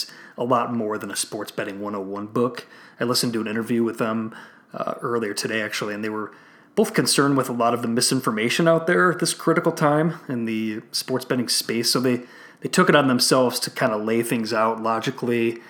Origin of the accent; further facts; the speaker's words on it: Illinois, United States; Illinois, my home state here